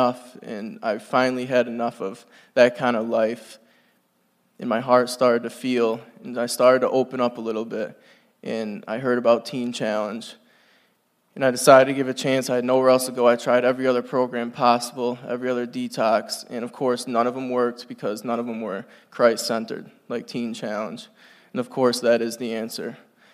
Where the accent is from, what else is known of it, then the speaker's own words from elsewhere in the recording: North Adams, Massachusetts, United States; I'm from North Adams, Massachusetts